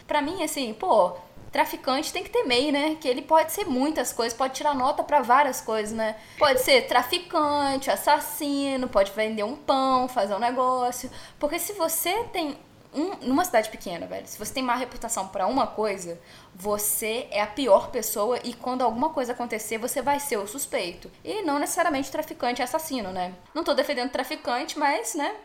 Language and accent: Portuguese; Minas Gerais, Brazil; E eu sou mineira